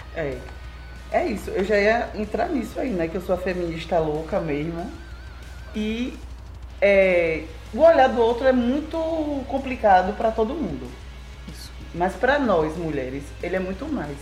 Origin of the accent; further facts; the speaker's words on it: Itabuna, Bahia, Brazil; sou daqui de Itabuna. Na verdade, minha família é de Itajuípe, que é aqui pertinho. Mas eu sou daqui, sou papajaca.